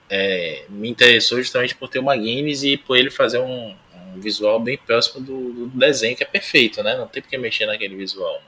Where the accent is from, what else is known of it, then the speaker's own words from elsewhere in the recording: Salvador, Bahia, Brazil; moved away; estou voltando à minha terra